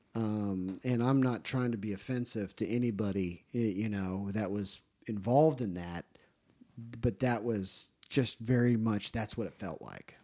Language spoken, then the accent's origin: English; Ohio, United States; now in Tennessee, United States; the church I grew up in Ohio was very strict